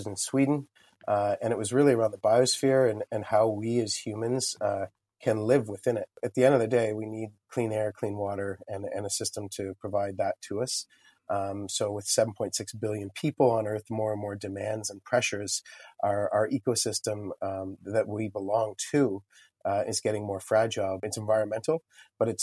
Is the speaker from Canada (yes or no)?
yes; Lindsay, Ontario, Canada; now in Kingston, Canada; I didn't grow up in Kingston, so I grew up in Lindsay, Ontario.